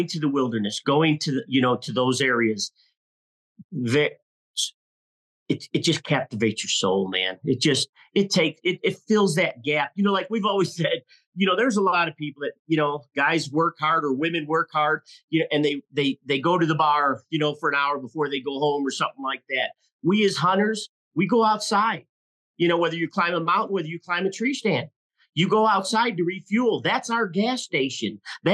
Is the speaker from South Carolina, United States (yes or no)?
no; Illinois, United States; moved away as an adult; also born or lived in Southern Colorado; now in Colorado, United States; we were born and raised in Illinois